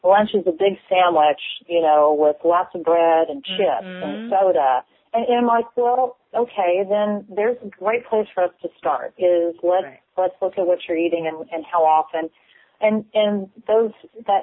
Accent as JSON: {"language": "English", "region": "Kentucky", "country": "United States", "said": "I'm from Kentucky"}